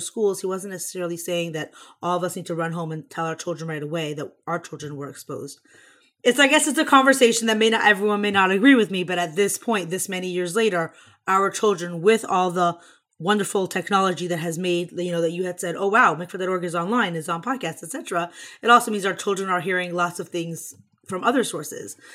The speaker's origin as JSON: {"language": "English", "town": "Houston", "region": "Texas", "country": "United States", "tie": "born or raised there", "also_born_or_lived": "Crown Heights, New York", "moved": "yes", "said": "I grew up on Shluchos in Houston, Texas"}